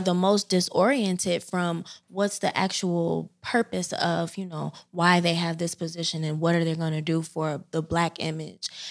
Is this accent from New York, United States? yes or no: no; Chicago, Illinois, United States; moved away as an adult; now in Philadelphia, United States; I hail from South Side of Chicago